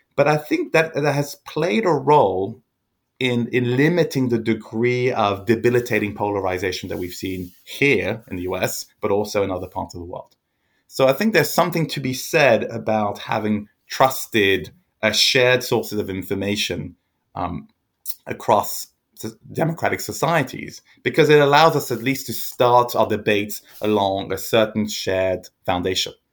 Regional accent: France; I grew up in France

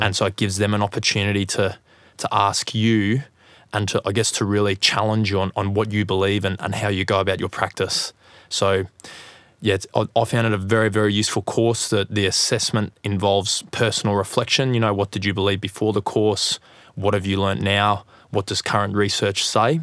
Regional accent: Gold Coast, Queensland, Australia; I'm from the Gold Coast in Australia

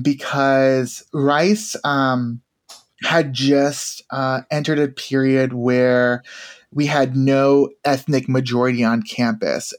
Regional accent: Tennessee, United States; I grew up in Tennessee.

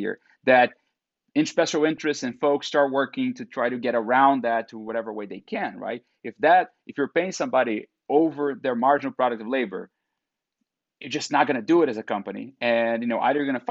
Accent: Brazil; now in United States; I'm from Brazil

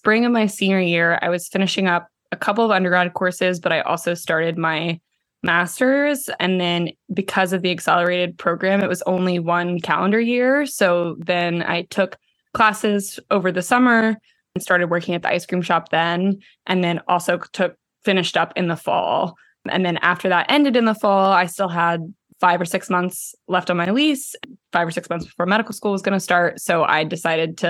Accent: Houston, Texas, United States; moved away as an adult; also born or lived in Los Angeles, California / Austin, Texas; I grew up in Houston

